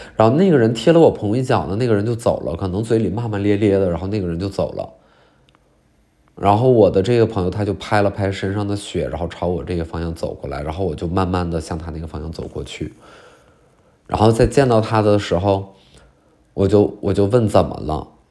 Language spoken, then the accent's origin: Chinese; China; moved away; 我就到我们老家那边有一个叫做嫩江公园的地儿